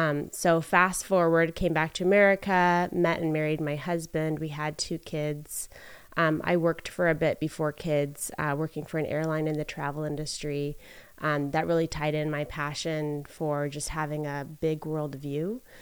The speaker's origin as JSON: {"language": "English", "country": "Philippines", "tie": "born or raised there", "moved": "as an adult", "lives_now": "United States", "said": "So something that people find kind of interesting about me is that I grew up in the Philippines. I was born and raised there."}